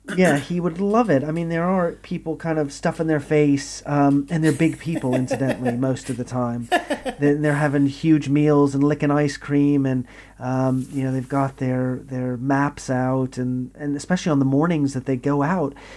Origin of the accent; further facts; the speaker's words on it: Texas, United States; moved away as an adult; now in United Kingdom; growing up in Texas